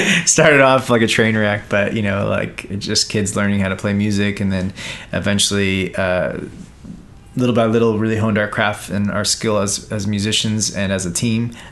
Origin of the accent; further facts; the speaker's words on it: Sea Cliff, New York, United States; I grew up in Long Island, New York, and in a little town called Seacliff